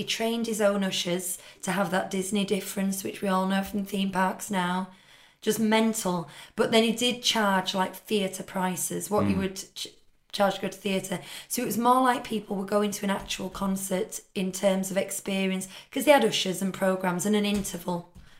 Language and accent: English; Yorkshire and the Humber, United Kingdom; As a Yorkshire woman who like counts every penny